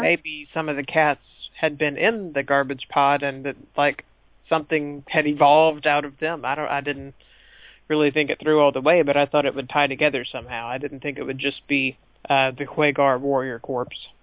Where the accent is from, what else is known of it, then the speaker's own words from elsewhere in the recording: the American South, United States; I'm from the American South, which means that they they make us read lots and lots of Mark Twain